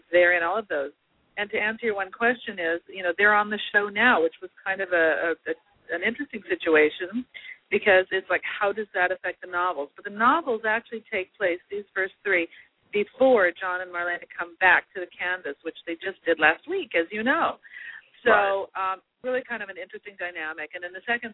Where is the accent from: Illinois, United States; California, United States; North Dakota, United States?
California, United States; Los Angeles; I was born in Los Angeles and I was in the shadow of Disneyland